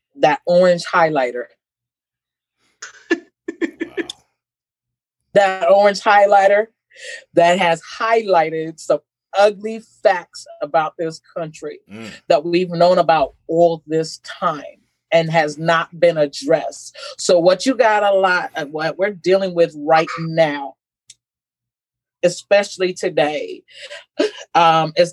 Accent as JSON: {"language": "English", "town": "Terre Haute", "region": "Indiana", "country": "United States", "tie": "born or raised there", "also_born_or_lived": "Sierra Leone", "said": "I grew up in Terre Haute. My parents immigrated to the U.S. From Sierra Leone, West Africa"}